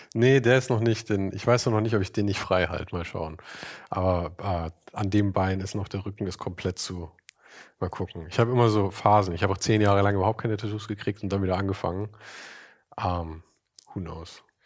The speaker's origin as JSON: {"language": "German", "town": "Munich", "region": "Bavaria", "country": "Germany", "said": "Ich komme aus München."}